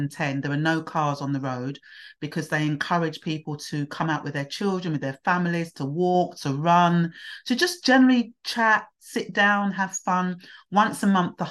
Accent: Hastings, South East England, United Kingdom; also born or lived in London / Nigeria (heritage); now in Bromley, United Kingdom; I actually grew up in Hastings, which was East Sussex, and I was there as a baby.

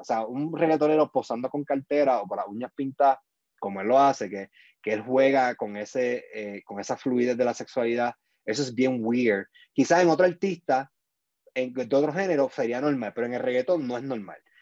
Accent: Puerto Rico; moved away as an adult; now in United States; yo me fui de Puerto Rico el 2014

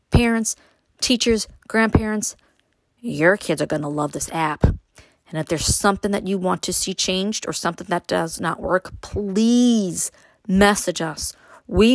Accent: New York City, New York, United States; moved away; me growing up in Brooklyn

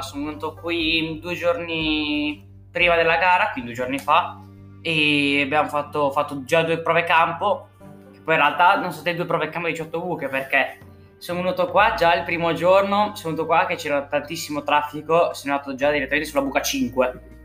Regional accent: Carpi, Emilia-Romagna, Italy; Ho 14 anni, vengo da Carpi, vicino a Modena

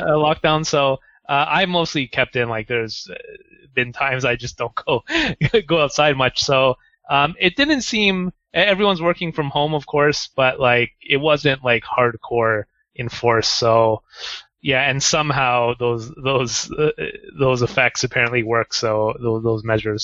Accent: Canada; moved away as an adult; now in Japan; I'm from Canada

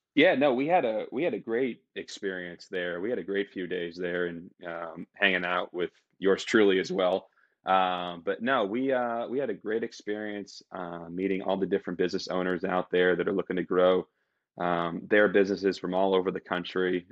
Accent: Boston, Massachusetts, United States; I'm originally from Boston, Massachusetts

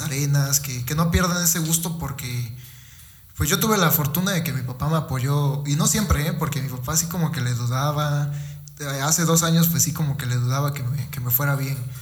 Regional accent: Fortín, Veracruz, Mexico; venimos de Fortín

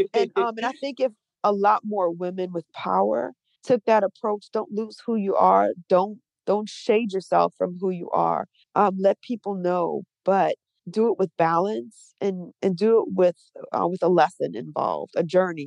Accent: New Orleans, Louisiana, United States; also born or lived in Trinidad and Tobago; now in Atlanta, United States; I'm from New Orleans

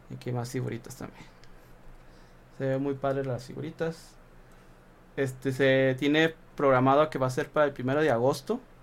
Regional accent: Saltillo, Coahuila, Mexico; somos de Saltillo

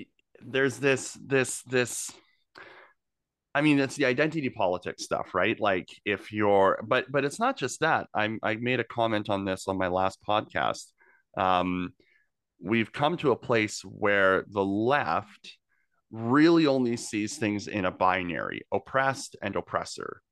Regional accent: Okanagan, British Columbia, Canada; moved away as an adult; now in Greater Victoria, Canada; I'm not from here. I've only been here for ten years. I came from the Okanagan originally

